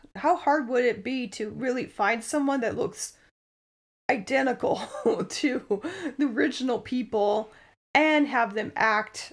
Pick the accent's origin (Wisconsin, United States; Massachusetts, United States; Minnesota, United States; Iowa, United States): Iowa, United States; Danville; I grew up in Danville, Iowa.